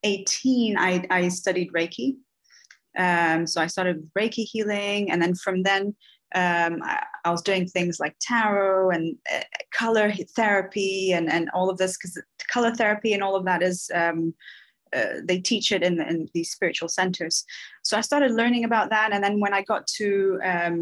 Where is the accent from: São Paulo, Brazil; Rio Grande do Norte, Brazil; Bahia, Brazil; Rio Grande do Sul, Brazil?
Bahia, Brazil; moved away; So I'm from Bahia